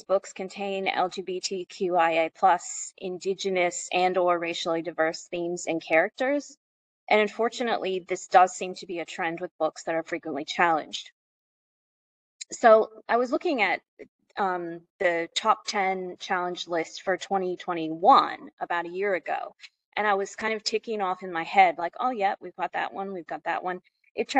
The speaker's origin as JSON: {"language": "English", "country": "United States", "accent": "American", "moved": "yes", "lives_now": "Australia", "said": "You may be able to tell from my accent that I am American"}